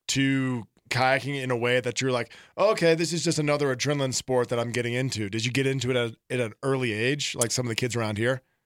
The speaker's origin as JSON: {"language": "English", "region": "the South", "country": "United States", "tie": "born or raised there", "moved": "yes", "said": "I grew up in the South where the bathtub temperature was the appropriate temperature"}